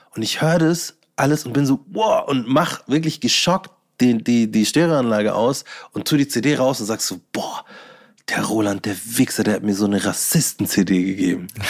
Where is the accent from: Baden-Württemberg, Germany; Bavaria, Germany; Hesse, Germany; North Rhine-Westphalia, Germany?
Bavaria, Germany; ich bin Bayer, egal was ihr sagt oder was ihr gerne hättet, dass ein Bayer ist oder wie ein Bayer ausschaut, so ich bin's